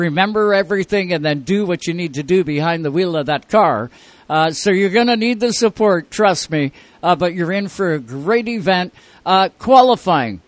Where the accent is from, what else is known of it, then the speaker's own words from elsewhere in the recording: Owen Sound, Ontario, Canada; right here in my hometown, Owen Sound, Ontario.